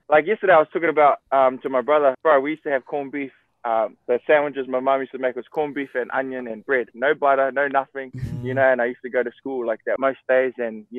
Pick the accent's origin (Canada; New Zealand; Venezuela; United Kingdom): New Zealand; Auckland; moved away as an adult; now in Hawaii, United States; There's a bunch of Samoans here, bro, but they all speak a little bit different to us New Zealand Samoans.